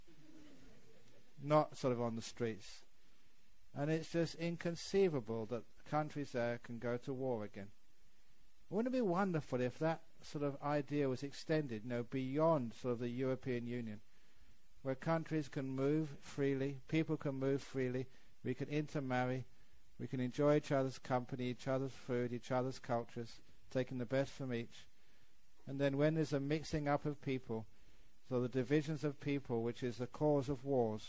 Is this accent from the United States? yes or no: no; England, United Kingdom; moved away; I was born in England